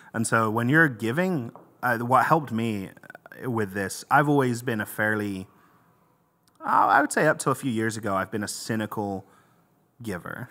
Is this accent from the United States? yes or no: no; England, United Kingdom; moved away; I'm from England originally